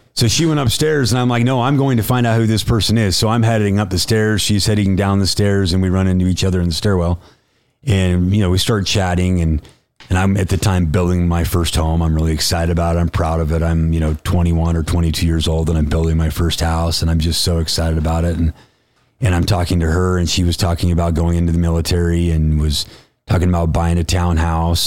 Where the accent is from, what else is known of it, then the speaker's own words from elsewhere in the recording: West Point, Utah, United States; I grew up in West Point, Utah.